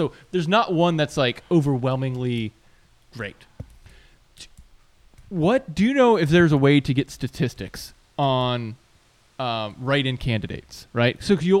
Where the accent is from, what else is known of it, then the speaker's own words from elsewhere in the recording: Virginia, United States; I grew up in Virginia, like around the Chesapeake Bay, the James River, et cetera.